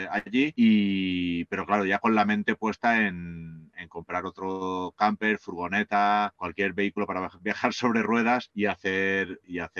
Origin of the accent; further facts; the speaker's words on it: Tobarra, Castilla-La Mancha, Spain; moved away; Dos Manchegos Trotamundos de Tobarra, Albacete.